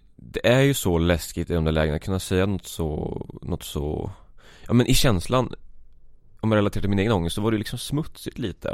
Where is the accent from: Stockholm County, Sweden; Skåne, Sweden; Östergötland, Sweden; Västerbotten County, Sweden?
Östergötland, Sweden; Vadstena; jag är en 22-årig pöjk från Vadstena, Östergötland Det kommer säkert höras